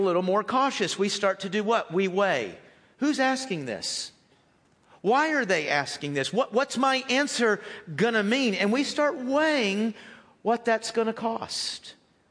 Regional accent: United States

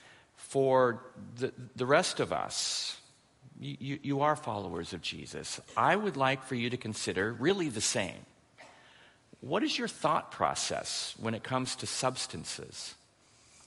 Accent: Portland, Oregon, United States; I'm from Portland, Oregon

